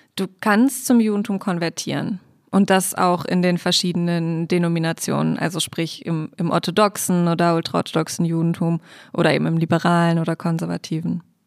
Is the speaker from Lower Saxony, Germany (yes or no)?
yes; Hanover, Lower Saxony, Germany; now in Berlin, Germany; Ich komme aus Hannover, gebürtig